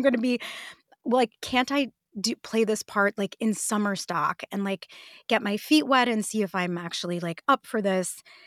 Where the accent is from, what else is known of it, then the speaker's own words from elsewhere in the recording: Detroit, Michigan, United States; I grew up in Detroit